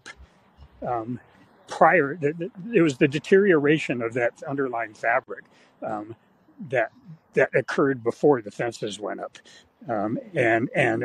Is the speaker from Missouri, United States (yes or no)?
no; the Bay Area, California, United States; when we were growing up in the Bay Area